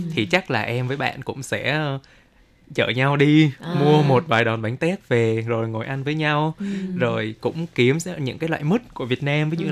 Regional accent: Dong Nai, Vietnam; moved away; ở dưới quê em, ở dưới Đồng Nai

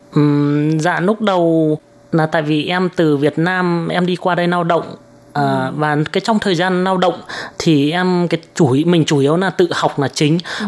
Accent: Vietnam; moved away as an adult; now in Taiwan

